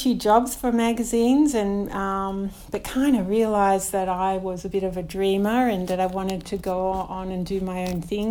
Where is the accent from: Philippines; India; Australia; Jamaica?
Australia; Melbourne, Victoria; also born or lived in St Kilda; I grew up in a little kind of sleepy little suburb down the road called Parkdale. It was probably about 10 minutes from the beach. And we live on Port Phillip Bay here